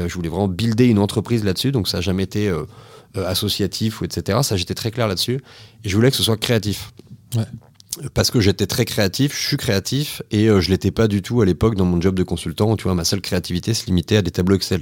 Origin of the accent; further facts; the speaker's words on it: Nantes, Pays de la Loire, France; j'ai grandi à Nantes. j'ai eu une enfance assez classique, on va dire, de citadin